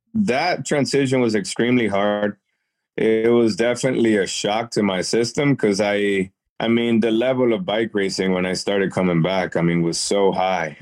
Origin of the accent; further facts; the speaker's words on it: Worcester, Massachusetts, United States; also born or lived in Dominican Republic; I'm originally from Dominican Republic, uh, but raised in Worcester, Massachusetts.